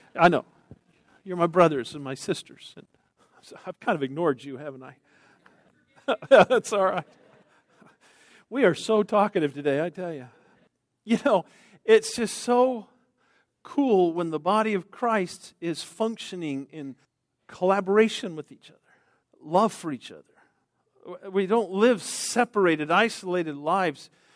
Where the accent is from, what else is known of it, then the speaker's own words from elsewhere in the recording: Texas, United States; I'm from Texas.